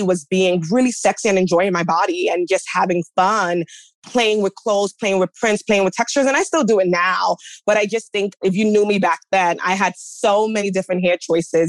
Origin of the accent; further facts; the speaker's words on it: New York City, New York, United States; I'm a girl from the Bronx, you know, from an immigrant household